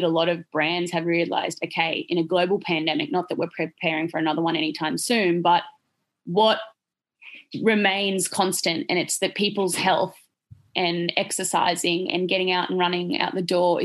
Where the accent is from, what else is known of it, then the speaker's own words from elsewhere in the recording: Australia; in Australia, I think we get forgotten about down here